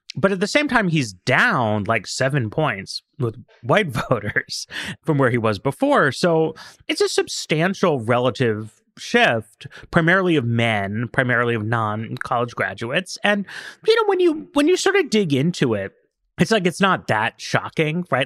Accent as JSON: {"language": "English", "region": "New York", "country": "United States", "tie": "born or raised there", "said": "I grew up in New York."}